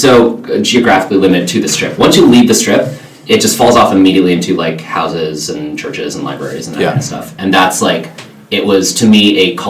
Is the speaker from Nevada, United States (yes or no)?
yes; Las Vegas, Nevada, United States; also born or lived in California; now in New York, United States; I was born in California and then moved to Vegas when I was 2 weeks old.